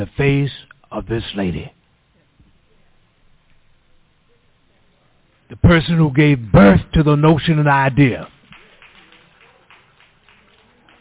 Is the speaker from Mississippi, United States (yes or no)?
yes; Mississippi, United States; now in California, United States; I was born and bred in Mississippi. When I die, I'm going to be a Mississippian